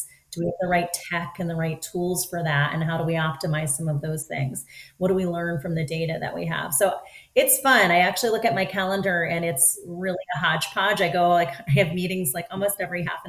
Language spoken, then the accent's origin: English; Philadelphia, Pennsylvania, United States; moved away as an adult; now in Southern California, United States; I'm actually born and raised in Philadelphia.